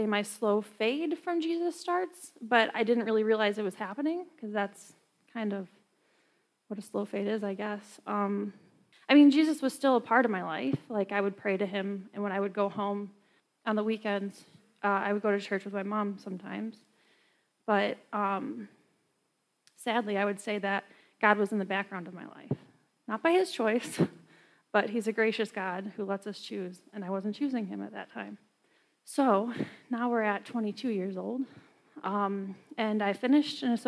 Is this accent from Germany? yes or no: no; New York, United States; I'm from New York